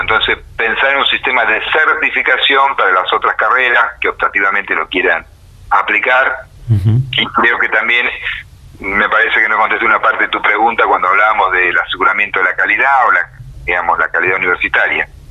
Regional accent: Argentina

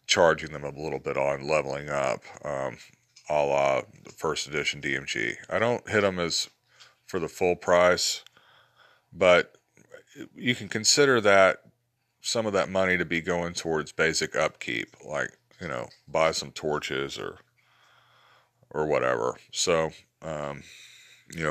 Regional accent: Georgia, United States; accent: southern drawl; also born or lived in Alabama; I grew up in Alabama and Georgia

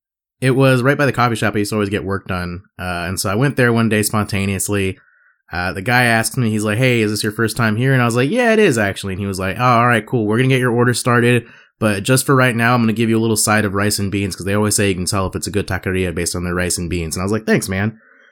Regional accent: Gilbert, Arizona, United States; I'm from Gilbert.

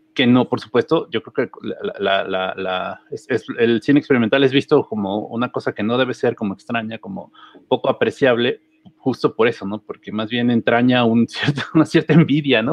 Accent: Tepoztlán, Morelos, Mexico; soy del pueblo y que vivo en la zona más este, bonita y hermosa de Tepoztlán

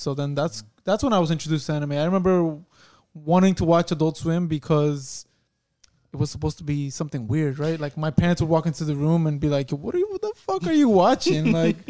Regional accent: Long Island, New York, United States; I grew up in a primarily minority town in Long Island

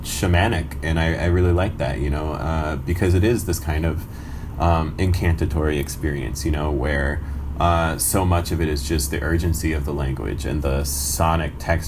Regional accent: United States; also born or lived in Iran; I came to America when I was 2.5, but I was born in Iran

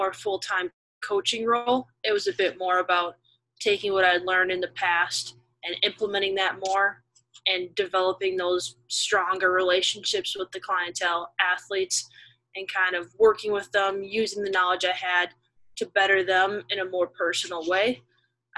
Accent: Minnesota, United States; moved away as an adult; also born or lived in Ohio; now in Pittsburgh, United States; I'm originally from Minnesota

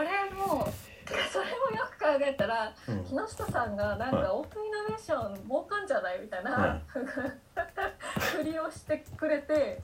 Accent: Tokyo, Japan; moved away as an adult; also born or lived in New York; now in Kyoto, Japan; 東京生まれ東京育ちで大学から京都にいる

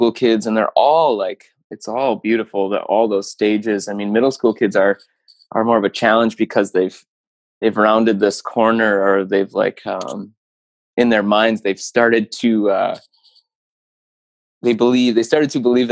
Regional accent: Keweenaw Peninsula, Upper Peninsula of Michigan, United States; moved away as an adult; now in Kalamazoo, United States; I grew up in the Keweenaw Peninsula of Michigan, in the Upper Peninsula

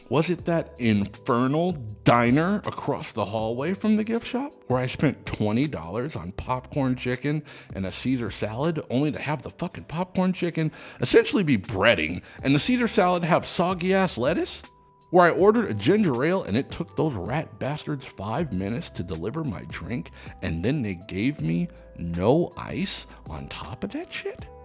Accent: Los Angeles, California, United States; Listen, I grew up in Los Angeles, so I think of the Cinerama Dome as a real big deal and imagine seeing it at the Cinerama Dome.

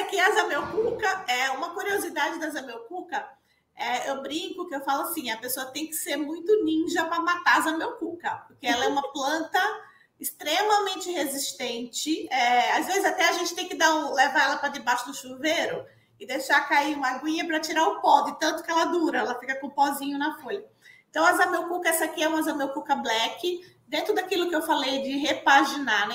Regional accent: Pernambuco, Brazil; moved away as an adult; eu sou pernambucana, e fiz agronomia na Federal Rural lá de Pernambuco

